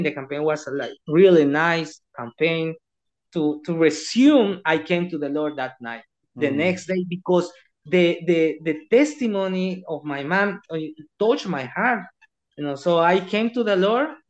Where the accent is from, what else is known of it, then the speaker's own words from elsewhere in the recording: El Salvador; I'm from El Salvador.